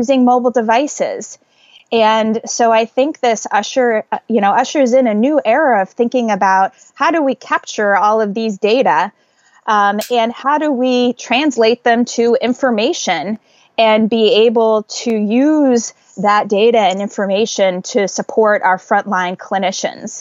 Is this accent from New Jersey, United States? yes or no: yes; Northern New Jersey, United States; moved away as an adult; now in New York City, United States; I grew up in Northern New Jersey, so only actually 25 miles from where I live right now